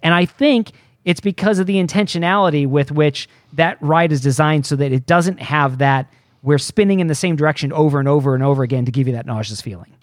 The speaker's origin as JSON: {"language": "English", "area": "outside of Detroit", "region": "Michigan", "country": "United States", "tie": "born or raised there", "said": "grew up outside of Detroit"}